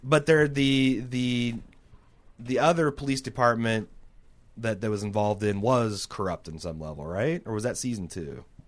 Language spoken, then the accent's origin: English; Mooresville, Indiana, United States; moved away; I was from Mooresville